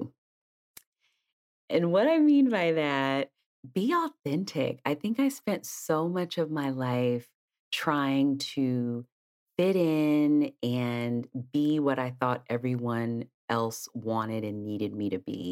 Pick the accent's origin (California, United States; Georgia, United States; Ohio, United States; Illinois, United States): California, United States; East Palo Alto; I grew up in Northern California in a town called East Palo Alto